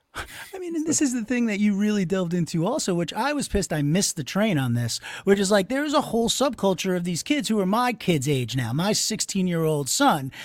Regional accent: Long Island, New York, United States; I'm from Long Island

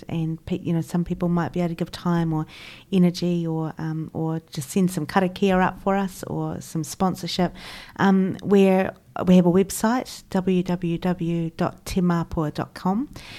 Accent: Christchurch, Canterbury, New Zealand; So I grew up in Christchurch in your fairly typical mainstream European English kind of setting.

